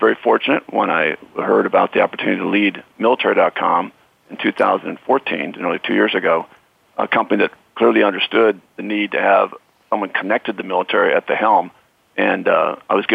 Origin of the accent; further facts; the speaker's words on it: Iowa, United States; moved away as an adult; born and raised in Iowa